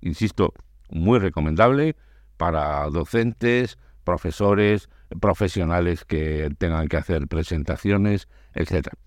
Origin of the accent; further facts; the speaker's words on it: Andalusia, Spain; mi tierra, a Andalucía